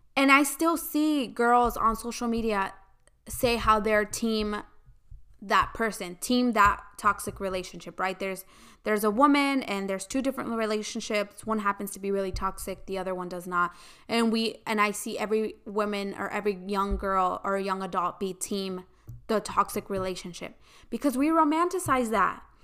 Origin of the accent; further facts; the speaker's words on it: United States; I grew up in the United States